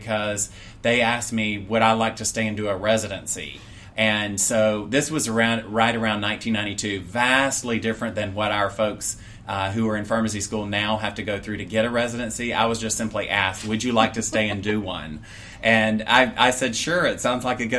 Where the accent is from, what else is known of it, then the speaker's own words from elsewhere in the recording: Atlanta, Georgia, United States; I grew up in Metro Atlanta